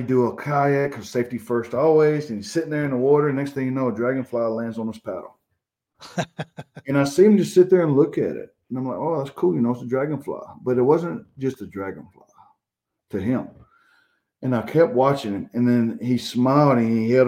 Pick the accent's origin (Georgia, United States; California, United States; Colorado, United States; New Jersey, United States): Georgia, United States; I grew up here in Georgia. I never had to leave Georgia to go fish nice lakes or rivers.